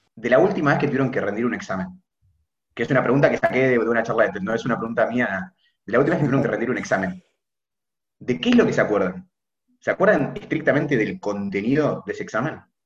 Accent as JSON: {"language": "Spanish", "region": "Buenos Aires", "country": "Argentina", "said": "de Buenos Aires, tengo 21 años, estoy en tercer año de medicina en la UBA"}